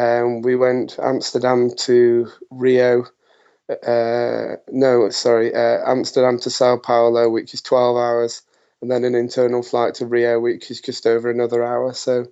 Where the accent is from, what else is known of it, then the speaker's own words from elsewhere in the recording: United Kingdom; us being British and everything, it's still very hot for us over there.